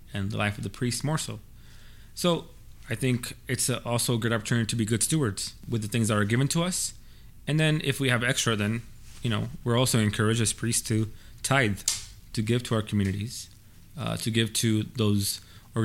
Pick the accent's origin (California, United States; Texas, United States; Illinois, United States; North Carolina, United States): California, United States; Baldwin Park; I'm from Baldwin Park